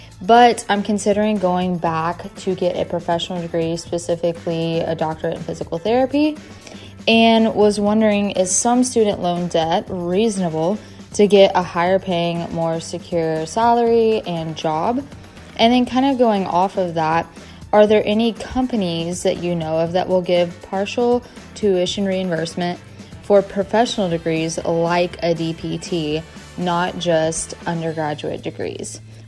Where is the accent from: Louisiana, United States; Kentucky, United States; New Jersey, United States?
Kentucky, United States; Lexington; I'm from Lexington, Kentucky. I'm 25